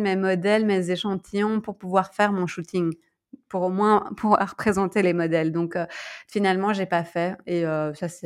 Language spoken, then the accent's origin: French; Belgium; moved away as an adult; also born or lived in Bangkok, Thailand; il y a deux ans, quand moi je suis partie de la Belgique, et puis là, quand je suis rentrée